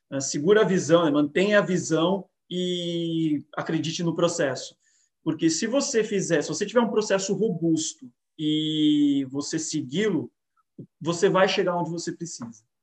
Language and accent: Portuguese; São Paulo, Brazil; moved away as an adult; now in Porto, Portugal; que vim de São Paulo, eu sempre, a minha vida inteira morei em São Paulo